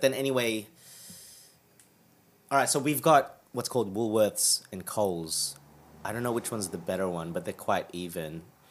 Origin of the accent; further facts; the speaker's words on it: Australia; moved away as an adult; now in London, United Kingdom; I'm from Australia, right?